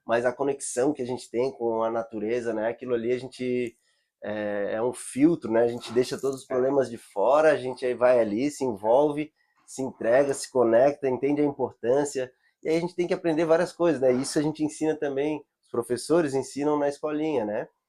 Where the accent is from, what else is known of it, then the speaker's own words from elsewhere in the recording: Florianópolis, Santa Catarina, Brazil; eu moro na ilha, sou nativo, sou manezinho